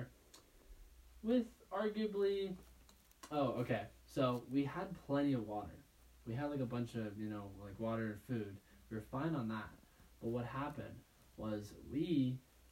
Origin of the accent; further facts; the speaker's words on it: Park City, Utah, United States; growing up in Park City